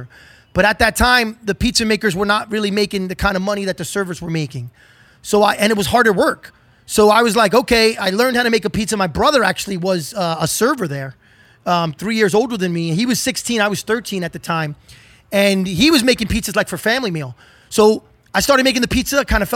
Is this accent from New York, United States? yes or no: yes; New York City, New York, United States; growing up in New York City and spending a lot of time in Brooklyn and lower Manhattan